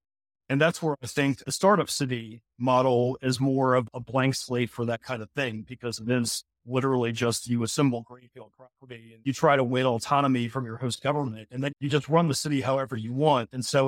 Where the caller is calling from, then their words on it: Cape Town, Western Cape, South Africa; And so I'm currently calling from Cape Town, quite literally day one of my Africa, of the Africa leg of this trip.